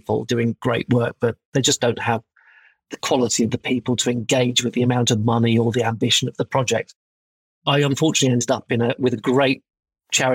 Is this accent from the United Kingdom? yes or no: yes; United Kingdom; as a Brit